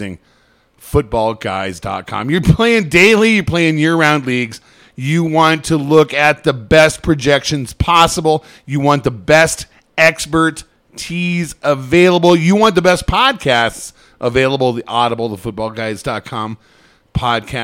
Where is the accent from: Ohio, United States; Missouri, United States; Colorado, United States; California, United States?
Colorado, United States; Colorado Springs; I grew up in Colorado Springs.